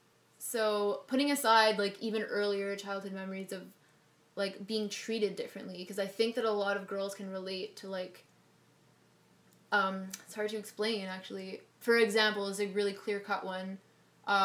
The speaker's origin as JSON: {"language": "English", "town": "Montreal", "region": "Quebec", "country": "Canada", "tie": "born or raised there", "moved": "yes", "lives_now": "Toronto, Canada", "said": "when I was growing up in Montreal"}